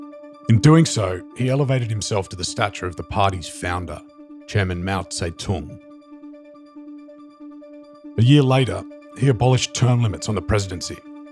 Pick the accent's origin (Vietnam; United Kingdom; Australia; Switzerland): Australia; now in New York City, United States; I'm an Australian journalist based in New York City